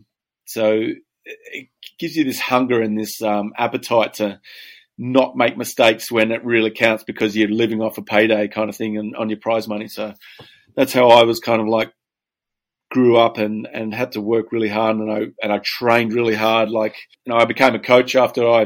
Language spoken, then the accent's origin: English; Perth, Western Australia, Australia; also born or lived in Yallingup, Western Australia; I was born and bred in Perth, Western Australia.